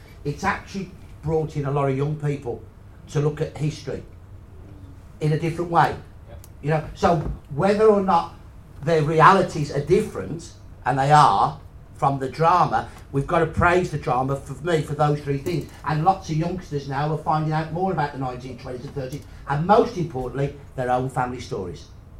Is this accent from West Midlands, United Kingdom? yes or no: yes; Birmingham, West Midlands, United Kingdom; as a Brummie and a West Midlander